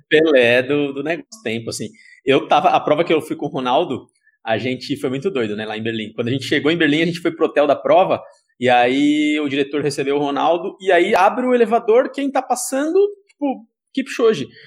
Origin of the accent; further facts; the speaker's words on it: Sorocaba, São Paulo, Brazil; eu sou de Sorocaba